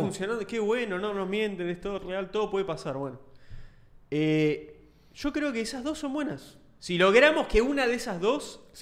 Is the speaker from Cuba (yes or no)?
no; Argentina; soy argentino también